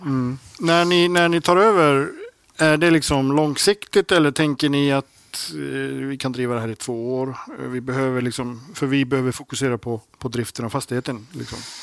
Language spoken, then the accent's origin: Swedish; Iceland; moved away; när jag var grabb på Island